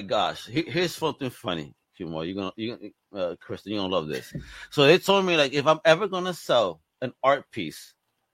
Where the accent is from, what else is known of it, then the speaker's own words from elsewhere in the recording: New York City, New York, United States; Growing up in Brooklyn, I grew up with so many poor white boys